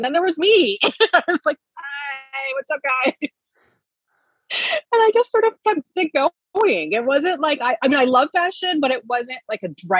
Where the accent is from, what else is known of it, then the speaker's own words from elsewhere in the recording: Reno, Southwest, United States; moved away as an adult; also born or lived in El Paso / New York; now in Arizona, United States; No, I was raised mostly in the Southwest, like Reno, El Paso. My parents really loved moving us every couple years. And then I moved to New York at 18, and then I stayed there until 2016.